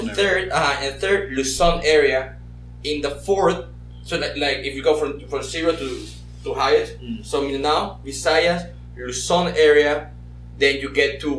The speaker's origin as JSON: {"language": "English", "town": "Panama City", "region": "Panamá", "country": "Panama", "tie": "born or raised there", "moved": "yes", "said": "I was born in Panama City"}